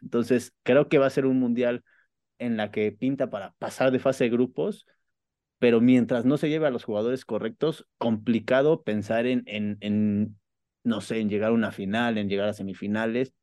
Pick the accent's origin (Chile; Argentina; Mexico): Mexico; evidentemente soy mexicano